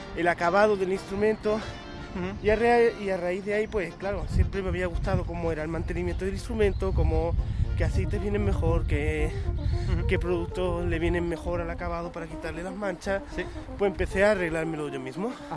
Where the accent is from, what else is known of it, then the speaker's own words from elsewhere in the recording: Málaga, Andalusia, Spain; soy un chico de Málaga